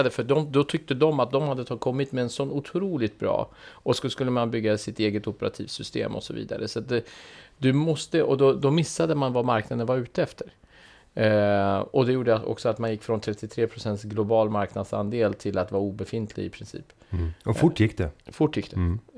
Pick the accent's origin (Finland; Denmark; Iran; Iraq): Iran; Swedish is a second language; när jag var barn eh, i Iran så gillade jag min farfar väldigt mycket. För han hade, du vet vi, lev, vi växte upp under krig